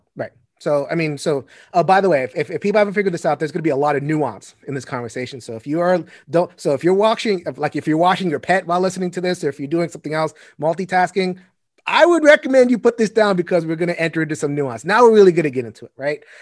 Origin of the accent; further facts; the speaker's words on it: New York, United States; I come from New York. We have five boroughs